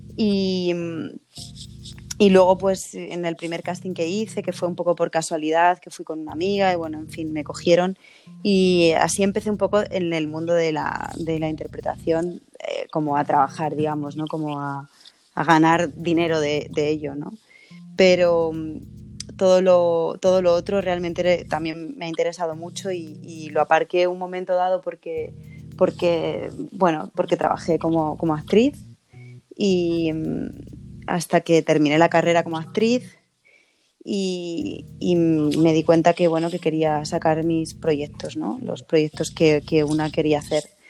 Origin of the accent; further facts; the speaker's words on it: Madrid, Community of Madrid, Spain; nací en Carabanchel